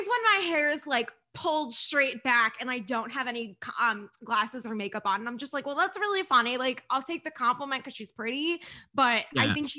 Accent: New Jersey, United States; accent: Jersey; She heard my accent and she's like, well, make sure this Jersey girl doesn't steal my purse.

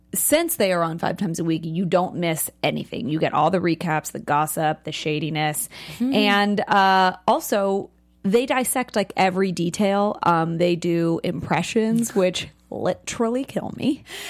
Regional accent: San Francisco, California, United States; and then in San Francisco, my hometown

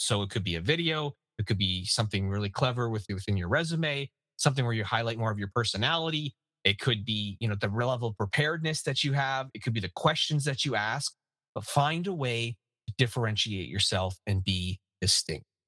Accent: Canada; As a Canadian

